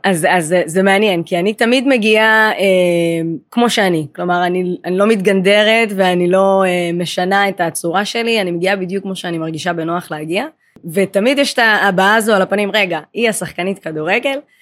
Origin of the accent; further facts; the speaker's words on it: Israel; נולדתי בארץ, אבל ההורים הביולוגיים הם אתיופים, ממוצא אתיופי